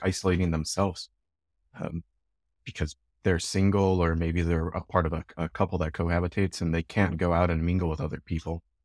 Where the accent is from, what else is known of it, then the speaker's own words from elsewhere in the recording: Chicago, Illinois, United States; now in Edmonton, Canada; I'm from Chicago, and we have the Cubs and the Sox